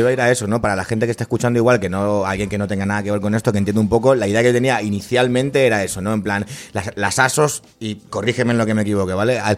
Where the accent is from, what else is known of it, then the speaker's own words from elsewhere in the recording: Argentina; now in Spain; yo soy argentino